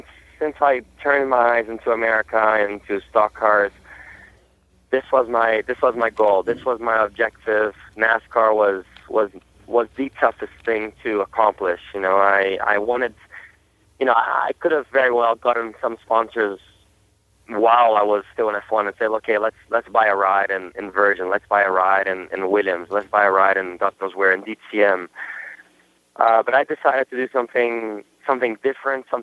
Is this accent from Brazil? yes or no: yes; Brazil; first language Portuguese; English is a second language; also born or lived in Germany; now in United States; I know I wasn't even born in Brazil, to be honest. I was born in Germany, but my culture is pretty Brazilian. I was brought up in Brazil from my father, and it's my first language